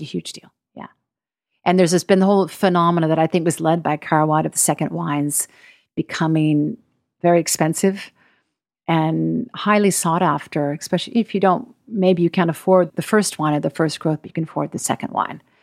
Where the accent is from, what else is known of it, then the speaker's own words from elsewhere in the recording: United States; I'm American